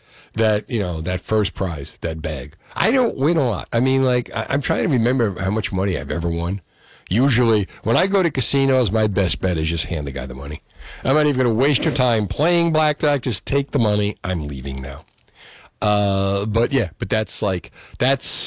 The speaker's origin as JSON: {"language": "English", "town": "Union City", "region": "New Jersey", "country": "United States", "tie": "born or raised there", "said": "that I grew up with in Union City"}